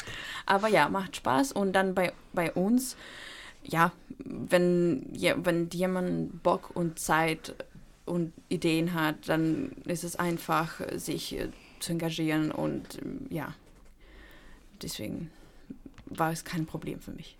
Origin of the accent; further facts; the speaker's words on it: Ukraine; moved away; ich komme eigentlich nicht aus der Europäischen Union, ich komme aus der Ukraine